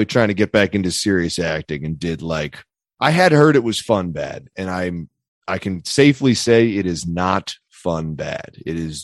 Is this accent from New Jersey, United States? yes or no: no; near Easttown, Pennsylvania, United States; moved away; Easttown, Pennsylvania, which is not terribly far from where we grew up